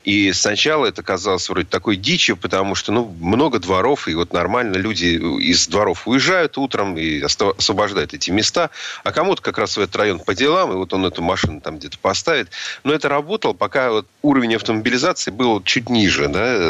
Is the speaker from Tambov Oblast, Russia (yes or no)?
no; Moscow, Russia; здесь я как москвич